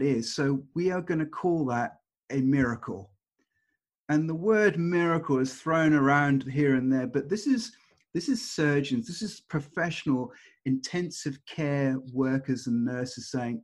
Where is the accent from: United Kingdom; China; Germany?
United Kingdom; England; moved away as an adult; also born or lived in Canada; just being English